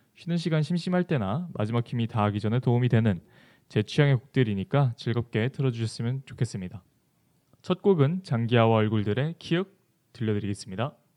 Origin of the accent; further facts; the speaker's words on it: Jeju Island, South Korea; moved away; 제 본가는 제주도에 있습니다. 사실 제가 제주도 사람이라